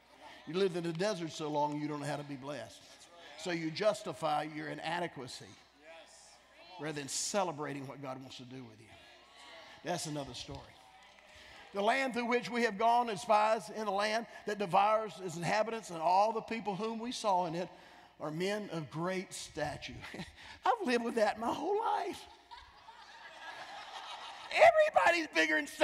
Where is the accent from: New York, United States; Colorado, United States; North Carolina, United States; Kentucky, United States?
North Carolina, United States; I'm from North Carolina.